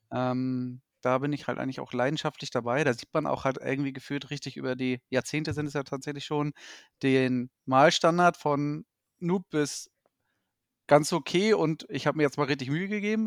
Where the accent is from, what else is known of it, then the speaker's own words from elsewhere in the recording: Hamburg, Germany; gebürtiger Hamburger, aufgewachsen und so weiter und so fort. Dort halt auch ansässig zurzeit.